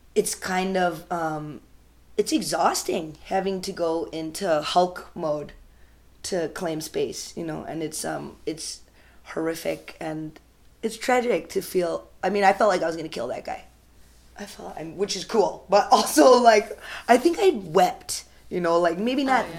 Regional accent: United States; I'm Indian American and I'm very American

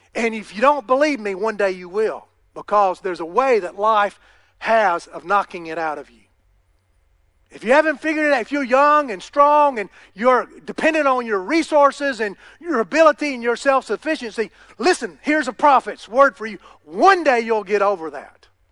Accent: United States; I'm an American

